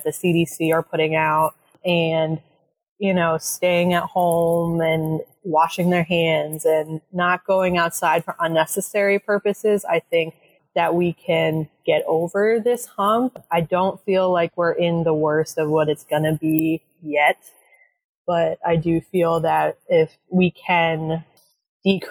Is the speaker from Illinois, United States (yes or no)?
no; Allentown, Pennsylvania, United States; I grew up in Allentown.